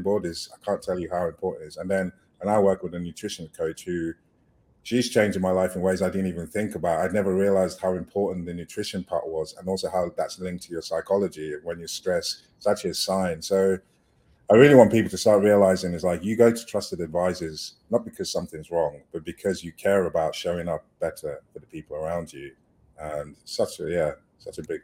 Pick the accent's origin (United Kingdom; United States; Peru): United Kingdom; moved away as an adult; also born or lived in Nigeria; I coming from the UK